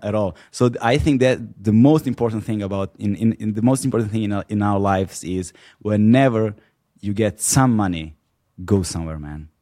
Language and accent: English; Serbia; moved away as an adult; I was born and raised in Serbia until in until my early twenties